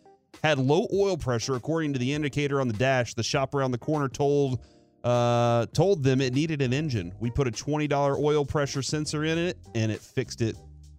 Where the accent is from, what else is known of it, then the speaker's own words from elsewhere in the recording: Dallas, Texas, United States; but I grew up on Jake's in my old neighborhood in East Dallas, dude.